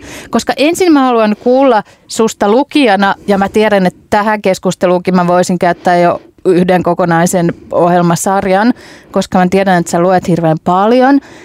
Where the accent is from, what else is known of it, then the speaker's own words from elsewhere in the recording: Hämeenlinna, Kanta-Häme, Finland; olen Hämeenlinnasta kotoisin